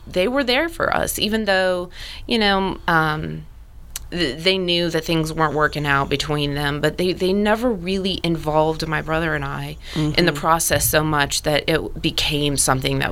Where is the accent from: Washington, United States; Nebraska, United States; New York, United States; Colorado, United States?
Colorado, United States; Colorado Springs; moved away as an adult; also born or lived in Fountain, Colorado; I'm from the Springs. I'm from the West Side.